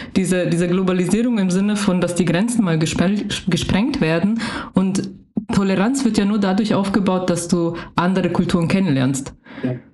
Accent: Germany; ich ja aufgewachsen bin in Deutschland

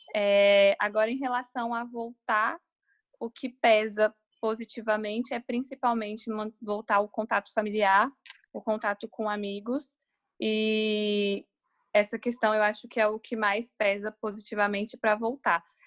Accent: Brasília, Federal District, Brazil; moved away as an adult; now in São Paulo, Brazil; eu sou de Brasília

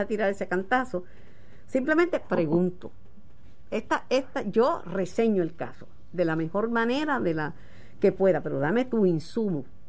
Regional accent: Puerto Rico; yo soy boricua.

